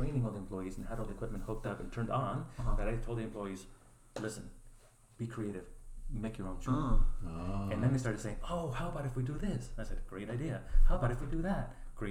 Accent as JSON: {"language": "English", "country": "Chile", "second_language": "English", "moved": "yes", "lives_now": "United States", "said": "I'm from Chile"}